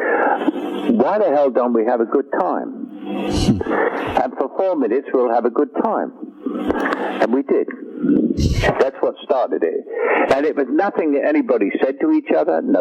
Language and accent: English; London, United Kingdom